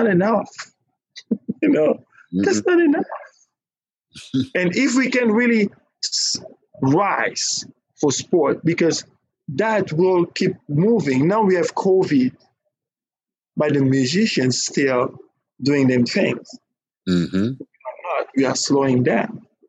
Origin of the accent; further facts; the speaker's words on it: Nigeria; But us, we like, now, I'm Nigerian. I'm Nigerian.